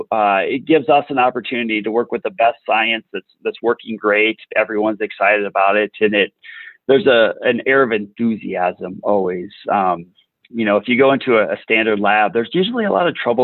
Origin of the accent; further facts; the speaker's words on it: South Central South Dakota, United States; I grew up in South Central South Dakota, west of the river, so a real small